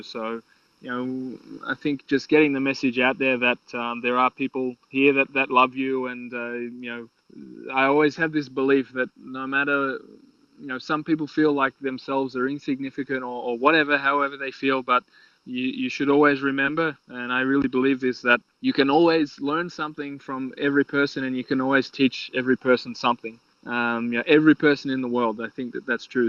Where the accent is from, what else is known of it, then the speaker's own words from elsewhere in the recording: Australia; I'm still an Australian